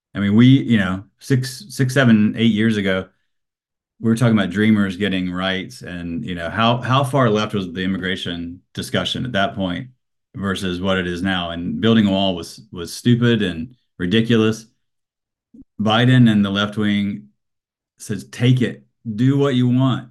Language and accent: English; Alabama, United States; I grew up in Alabama